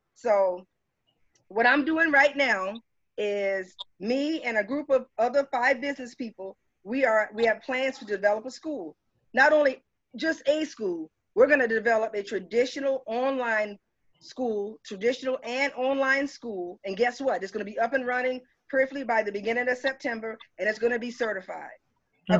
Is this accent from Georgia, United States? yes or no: no; Cottageville, South Carolina, United States; moved away as an adult; I'm originally from Cottageville, South Carolina. I come from uh-huh. Route One Box 439. It's a it's a dirt road